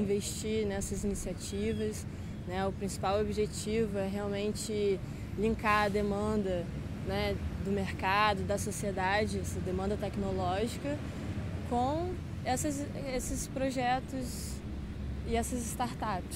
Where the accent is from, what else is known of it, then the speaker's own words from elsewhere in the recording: Brazil; Minha grande parte da minha infância na Ilha da Caeira